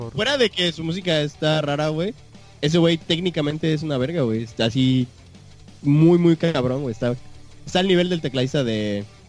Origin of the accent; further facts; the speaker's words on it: Mexico; soy mexicano